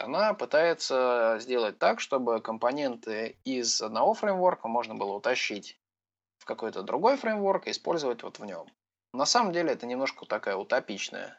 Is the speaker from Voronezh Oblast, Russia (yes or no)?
yes; Voronezh, Voronezh Oblast, Russia; Я из Воронежа